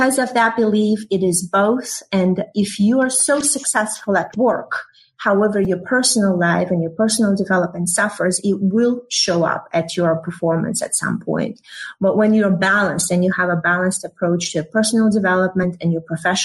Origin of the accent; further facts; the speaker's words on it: Uzbekistan; moved away as an adult; also born or lived in Russia; now in United States; I was born in the Soviet Union. And then, as you may know, it fell apart in 1991, and generated a new country, Uzbekistan, where I grew up.